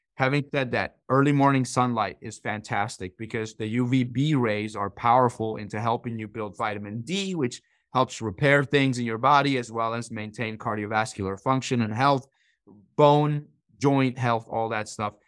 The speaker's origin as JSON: {"language": "English", "country": "Iran", "tie": "born or raised there", "moved": "yes", "said": "I grew up in Iran"}